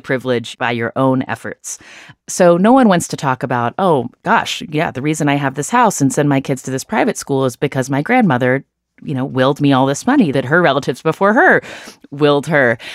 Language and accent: English; United States; I was born in the United States